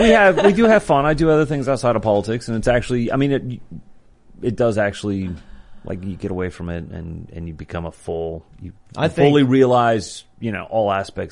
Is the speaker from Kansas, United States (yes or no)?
yes; Kansas, United States; moved away; I grew up in Kansas.